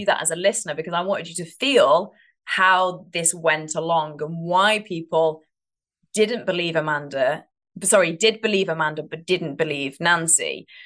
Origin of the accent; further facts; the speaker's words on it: United Kingdom; now in United States; I am British